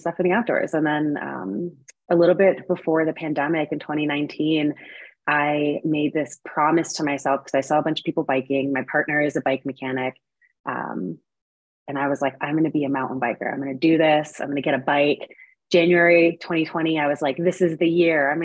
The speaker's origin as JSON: {"language": "English", "area": "New England", "region": "Connecticut", "country": "United States", "tie": "born or raised there", "moved": "as an adult", "lives_now": "Boulder, United States", "said": "I had never been outside of Connecticut, really, in New York. So I grew up in New England, but definitely way more on like the New York side of things."}